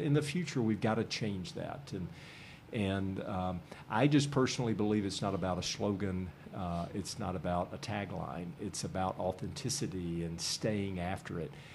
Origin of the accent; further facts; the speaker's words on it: Nashville, Tennessee, United States; now in Columbus, United States; I'm from originally from Nashville